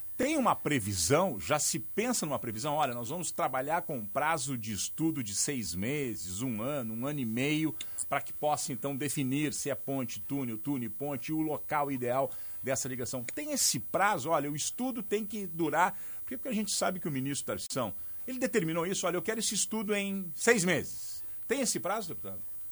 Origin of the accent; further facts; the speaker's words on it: São José do Norte, Rio Grande do Sul, Brazil; eu sou de São José do Norte, eu sou filho de São José do Norte